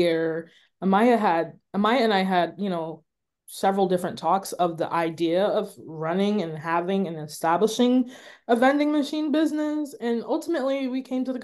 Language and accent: English; Hartford, Connecticut, United States; I am from Hartford, Connecticut